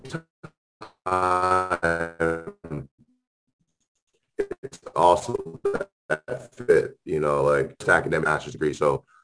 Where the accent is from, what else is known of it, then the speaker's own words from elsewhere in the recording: Massillon, Ohio, United States; I came from Massillon